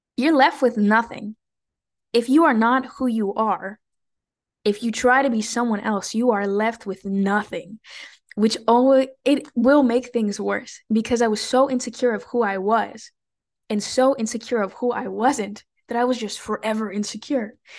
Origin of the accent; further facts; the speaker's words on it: California, United States; even though I was born in California, I always lived in a Mexican bubble.